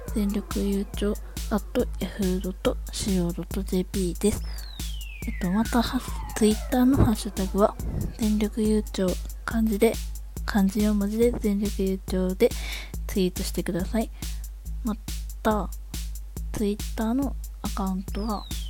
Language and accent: Japanese; Tokushima, Japan; 徳島県出身です。在住です